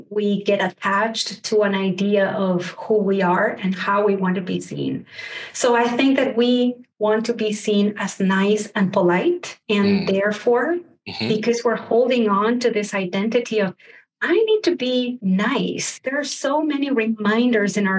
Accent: Argentina; growing up in Argentina

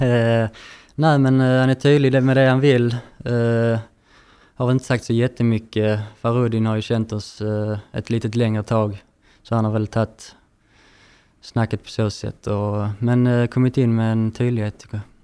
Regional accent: Landskrona, Skåne, Sweden; född och uppvuxen i Landskrona

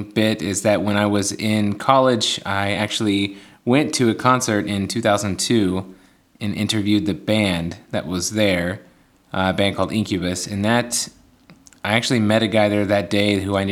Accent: Knightstown, Indiana, United States; moved away as an adult; was born and raised in Knightstown, Indiana

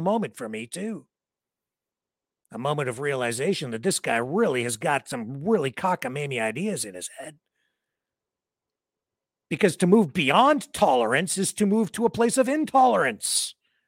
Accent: London, Ontario, Canada; my hometown of London, Ontario

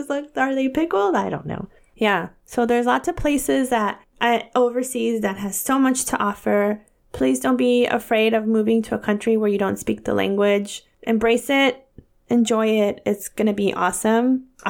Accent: California, United States; I'm from California

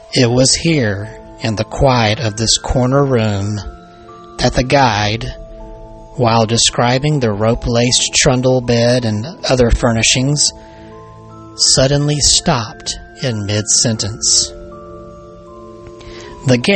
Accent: Alabama, United States; my home state of Alabama

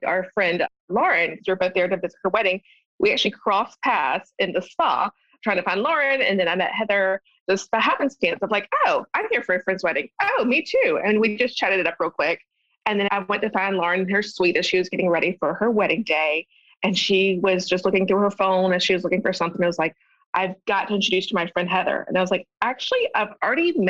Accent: Statesboro, Georgia, United States; moved away as an adult; also born or lived in Athens, Georgia; now in Nashville, United States; I grew up in Statesboro, moved there in about third grade, and it's just a small town

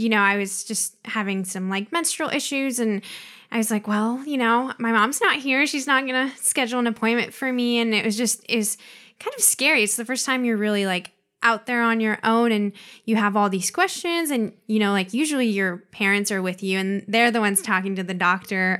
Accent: Pacific Northwest, United States; also born or lived in Mexico; I was basically born and raised in the Pacific Northwest

